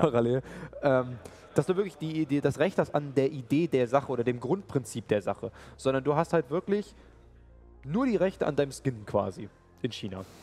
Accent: Germany; wir Deutsche

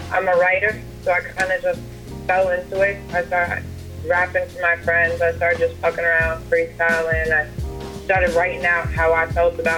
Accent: Wyandanch, New York, United States; I'm from Wyandanch, New York.

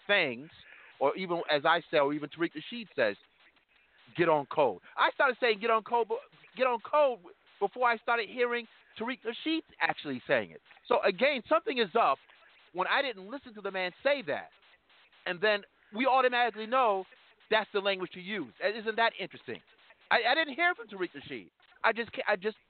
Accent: New York, United States; I'm from New York

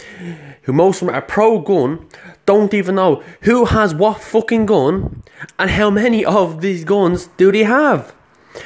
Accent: Ireland; I'm not from America, I'm from Ireland

